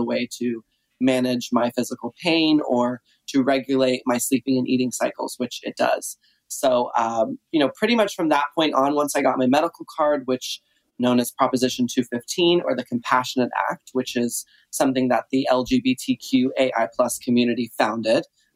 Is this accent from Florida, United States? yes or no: no; Texas, United States; I grew up in Texas